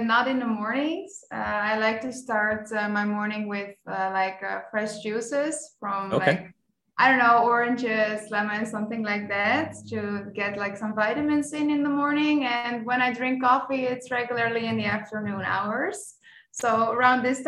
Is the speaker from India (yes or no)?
no; Netherlands; first language Dutch; English is a second language; moved away as an adult; now in Croatia; I always lived in the Netherlands. That's my home country, where I was born and raised and where I finished university and school.